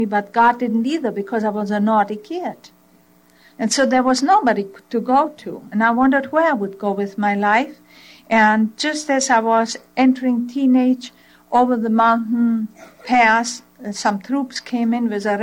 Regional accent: Czechia; first language German; English is a second language; now in United States; I was born in Czechoslovakia in a German language group

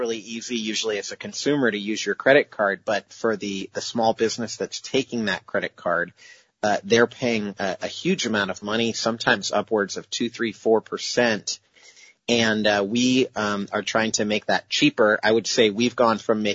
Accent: Idaho, United States; now in Seattle, United States; growing up in Idaho, where there's no investors or entrepreneurs or venture capitalists

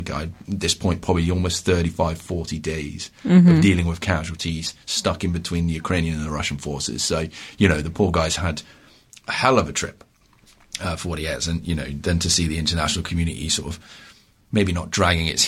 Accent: Ontario, Canada; I'm from Ontario

